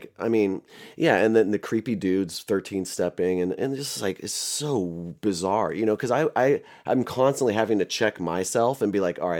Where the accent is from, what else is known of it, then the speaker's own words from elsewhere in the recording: Central Coast, California, United States; also born or lived in Los Angeles, California / Hollywood / Pasadena; I was born in LA and I was born in 84 in downtown LA. And then like a year before the LA riots, we moved up here to Central Coast. And then I went to high school, did a little bit of college here.